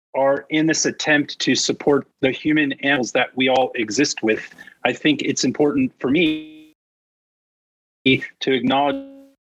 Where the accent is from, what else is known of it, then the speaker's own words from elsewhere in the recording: Cupertino, California, United States; moved away as an adult; also born or lived in Maryland; I was born and raised in Cupertino. Los Gatos was my backyard.